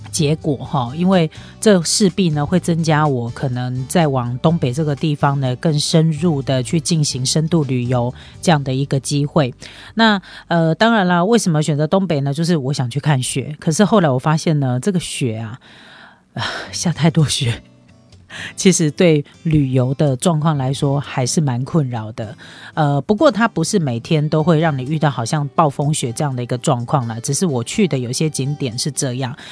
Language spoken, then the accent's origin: Chinese; Taiwan; 就以我们台湾人来说